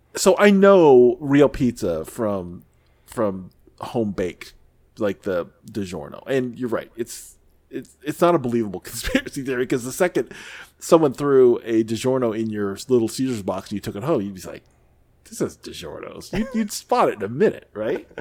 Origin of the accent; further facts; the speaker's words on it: near St. Louis, Missouri, United States; I lived, I grew up near Saint Louis